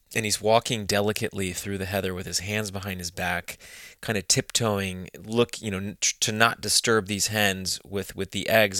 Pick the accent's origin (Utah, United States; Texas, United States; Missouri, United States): Texas, United States; moved away as an adult; now in United Kingdom; I grew up in Texas